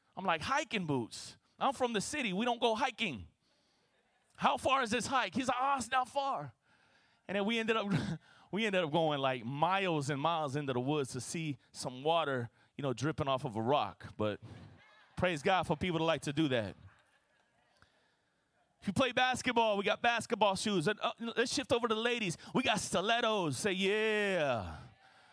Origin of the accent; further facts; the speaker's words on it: Florida, United States; My wife, you know, we're both from Florida